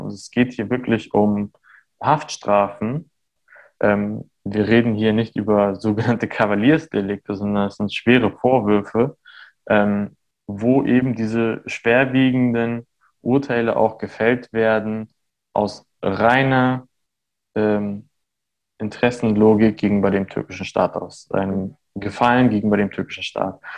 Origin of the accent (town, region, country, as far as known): Armenia; born or raised there; now in Germany